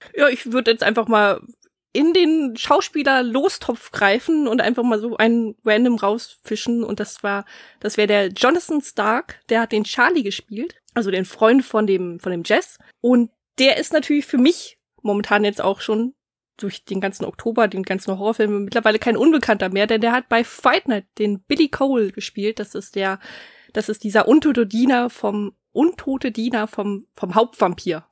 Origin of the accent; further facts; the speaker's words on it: Germany; bei uns in Deutschland